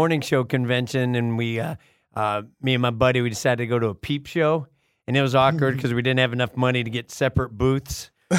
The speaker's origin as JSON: {"language": "English", "town": "Chicago", "region": "Illinois", "country": "United States", "said": "I'm from Southside Chicago."}